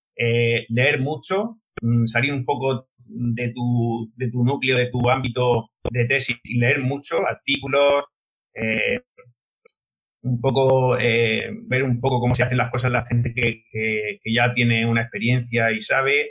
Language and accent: Spanish; Molina de Segura, Region of Murcia, Spain; Soy de Molina de Segura, soy maestro de primaria